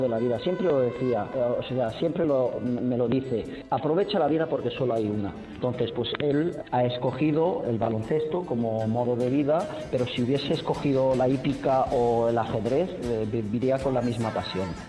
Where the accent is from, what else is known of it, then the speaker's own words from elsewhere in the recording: Badalona, Catalonia, Spain; moved away as an adult; now in Istanbul, Turkey; yo soy de Badalona